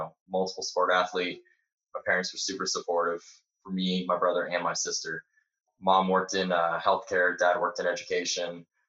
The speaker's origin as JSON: {"language": "English", "region": "Indiana", "country": "United States", "tie": "born or raised there", "also_born_or_lived": "Missouri / Texas", "moved": "as an adult", "lives_now": "South Carolina, United States", "said": "originally I'm from Indiana, but over the last 4 years, I've moved all over. I've lived in Missouri, Texas, South Carolina, overseas for a little bit. So South Carolina is where I am right now"}